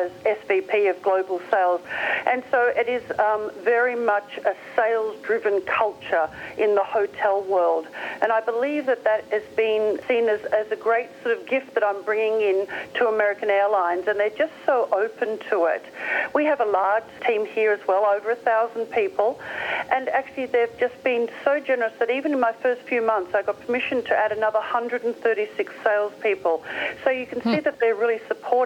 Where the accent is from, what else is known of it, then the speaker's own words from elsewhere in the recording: Australia; accent: Australian; I'm an Aussie